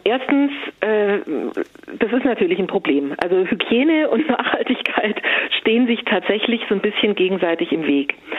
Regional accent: Stuttgart, Baden-Württemberg, Germany; moved away; ich komme aus Stuttgart ursprünglich

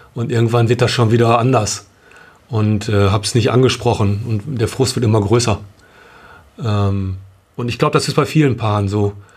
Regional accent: Bielefeld, North Rhine-Westphalia, Germany; wir kommen aus Bielefeld

